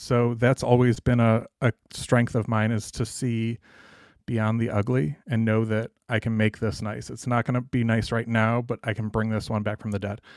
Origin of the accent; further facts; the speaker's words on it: Cleveland, Ohio, United States; moved away as an adult; also born or lived in Toledo, Ohio; now in Dallas, United States; I was from Cleveland and, um, went to school in Toledo